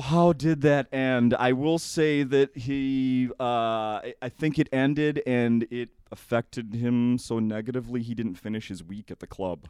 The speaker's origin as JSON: {"language": "English", "town": "St. Paul", "region": "Minnesota", "country": "United States", "tie": "born or raised there", "said": "I grew up in St. Paul"}